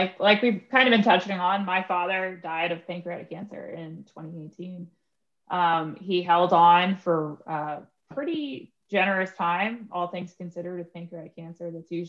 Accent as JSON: {"language": "English", "region": "New York", "country": "United States", "lives_now": "Pittsburgh, United States", "said": "You know, I come from New York, which it was like crazy moving to Pittsburgh, you know, because I went from a super big city to a medium, moderate sized city"}